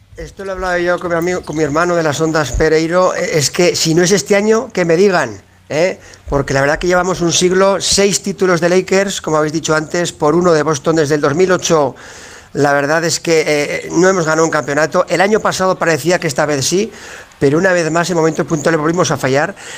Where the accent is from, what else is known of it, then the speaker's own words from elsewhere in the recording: Teruel, Aragon, Spain; also born or lived in Jerez de la Frontera; mi pueblo